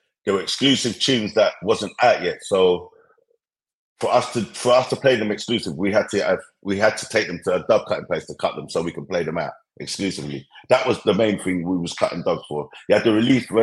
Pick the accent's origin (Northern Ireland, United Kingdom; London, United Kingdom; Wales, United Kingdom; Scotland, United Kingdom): London, United Kingdom; the era that I grew up in Brixton, South London